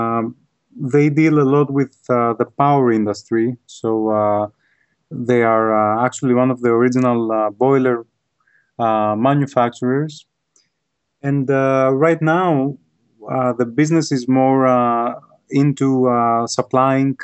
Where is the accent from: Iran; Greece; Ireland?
Greece; Athens, Attica; moved away as an adult; also born or lived in Worcester, Massachusetts, United States; now in United States; I was born and raised in Athens, Greece. I lived in Greece for about 24 years, and then I moved to the United States.